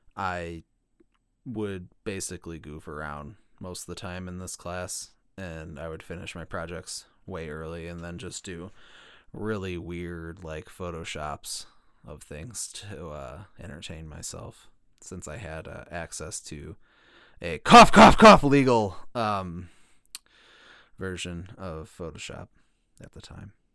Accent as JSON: {"language": "English", "region": "Illinois", "country": "United States", "tie": "born or raised there", "said": "my home state of Illinois"}